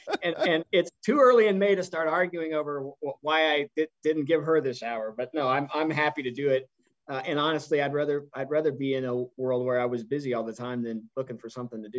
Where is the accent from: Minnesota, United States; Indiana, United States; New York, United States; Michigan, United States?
Indiana, United States; Indianapolis; And growing up in Indianapolis and growing up a race fan, I was a Foyt fan.